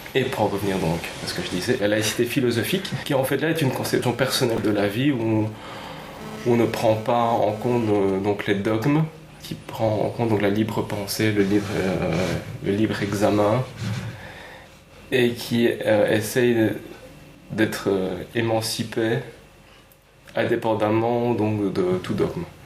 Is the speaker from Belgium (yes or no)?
yes; Belgium; Nous sommes donc des Belges